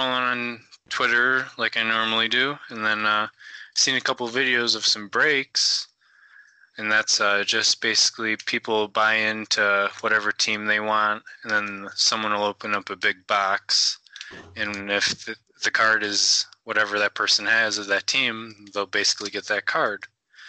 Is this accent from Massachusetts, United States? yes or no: no; Detroit, Michigan, United States; I'm from Detroit, Michigan, a little like 25 minutes north